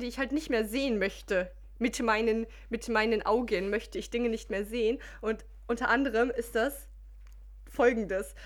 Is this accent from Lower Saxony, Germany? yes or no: no; Mülheim an der Ruhr, North Rhine-Westphalia, Germany; wir sind aufgewachsen in Müllermann der Ruhr.